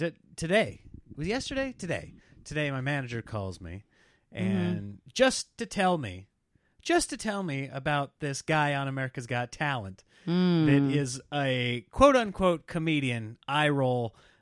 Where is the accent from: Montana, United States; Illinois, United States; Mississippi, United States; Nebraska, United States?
Nebraska, United States; Well, I grew up in Nebraska.